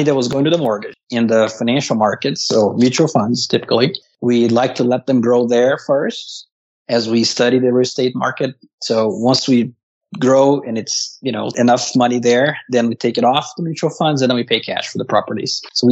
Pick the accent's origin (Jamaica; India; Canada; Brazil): Brazil; moved away as an adult; now in United States; I grew up in Brazil, came to the U.S. in 2003 on a work visa.